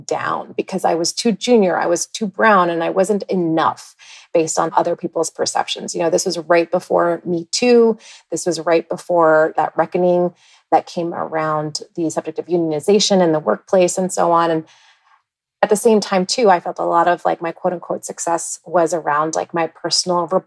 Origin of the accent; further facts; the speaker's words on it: East Coast, United States; moved away as an adult; also born or lived in Ithaca; now in Minneapolis, United States; I was born and raised on the East Coast.